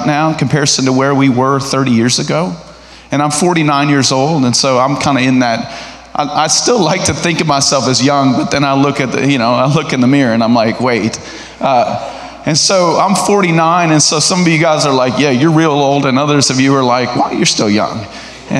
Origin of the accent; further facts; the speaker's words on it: Nebraska, United States; moved away as an adult; now in Arkansas, United States; I'm from Nebraska